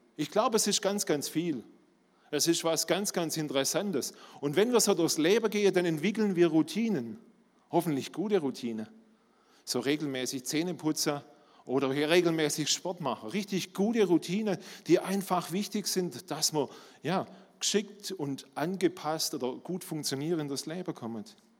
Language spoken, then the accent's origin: German; Swabia, Germany; accent: Swabian; Ihr hört, ich bin Schwabe